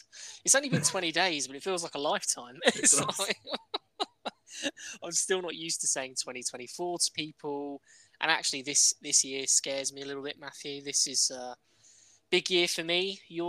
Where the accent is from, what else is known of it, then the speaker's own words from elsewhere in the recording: the Midlands, England, United Kingdom; We're two friends from the Midlands